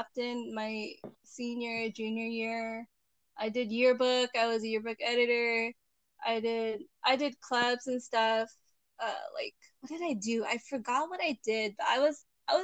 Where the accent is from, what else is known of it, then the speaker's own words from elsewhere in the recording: Chino, California, United States; So I grew up in Chino, which is part of the Inland Empire.